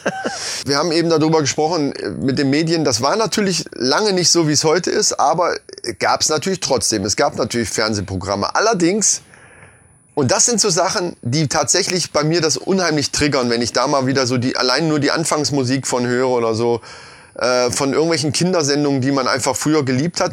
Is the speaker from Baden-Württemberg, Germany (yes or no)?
no; Lohfelden, Hesse, Germany; ich bin in Lofelden groß geworden